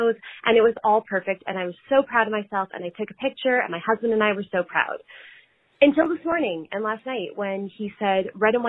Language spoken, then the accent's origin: English; Canada; I'm up in Canada and I have some, it's been really tough being a Canadian the past year and a bit